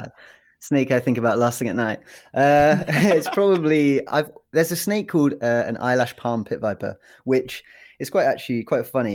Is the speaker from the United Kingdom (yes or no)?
yes; England, United Kingdom; moved away as an adult; now in United States; I'm actually not from Wales. Uh, I'm from England